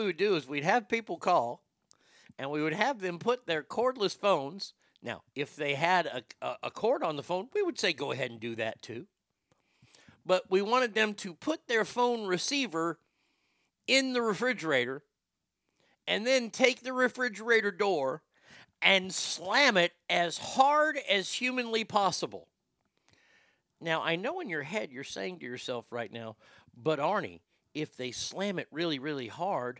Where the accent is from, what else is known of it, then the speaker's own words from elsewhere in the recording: Dallas, Texas, United States; moved away; also born or lived in Pasadena, Texas; when I was growing up in Dallas